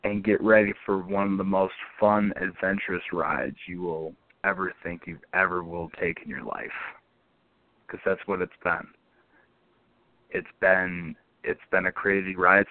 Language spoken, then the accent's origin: English; Binghamton, New York, United States; my hometown of Binghamton